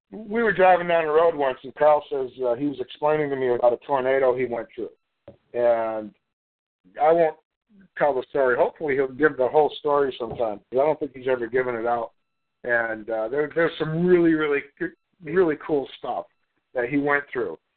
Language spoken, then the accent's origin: English; Melbourne, Victoria, Australia; Where I'm from Australia, Melbourne. From Melbourne, Australia